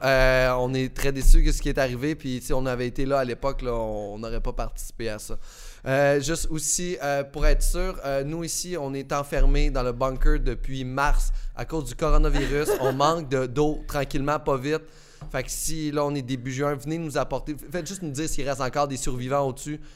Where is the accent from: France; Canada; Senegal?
Canada; Beauce, Quebec; je viens de la Beauce comme toi